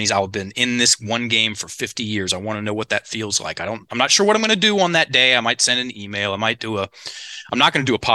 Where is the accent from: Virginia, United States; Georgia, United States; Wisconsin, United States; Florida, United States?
Virginia, United States; Richmond; in Richmond, where I'm from. So my hometown